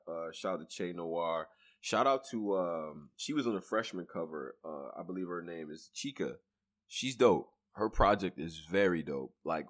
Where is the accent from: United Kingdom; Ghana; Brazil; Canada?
Ghana; I'm from Ghana, nigga. I claim Ghana.